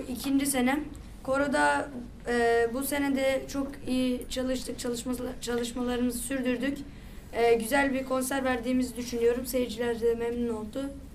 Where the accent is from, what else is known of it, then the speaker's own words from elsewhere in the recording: Ladik, Samsun, Turkey; Ladik'te yaşıyorum ve e, Ladikliyim.